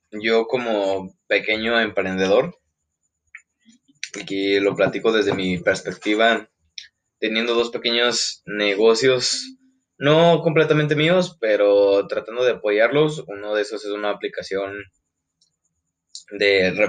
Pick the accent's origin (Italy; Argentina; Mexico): Mexico; porque pues obviamente pues somos mexicanos y pues tenemos la capacidad y tenemos el conocimiento